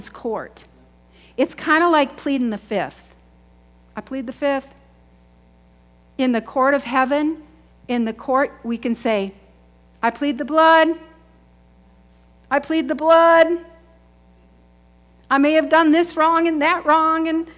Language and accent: English; United States; I grew up in Chippewa